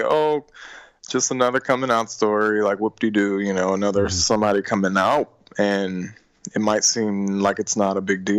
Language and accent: English; Richmond, Virginia, United States; born or raised there